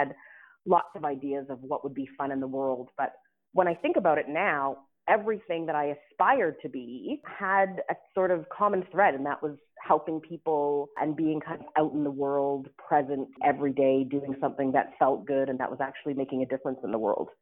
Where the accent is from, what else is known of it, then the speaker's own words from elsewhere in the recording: Ottawa, Ontario, Canada; moved away as an adult; now in Atlanta, United States; I was born and raised in Ottawa, Ontario, to two parents who immigrated to Canada when they were teenagers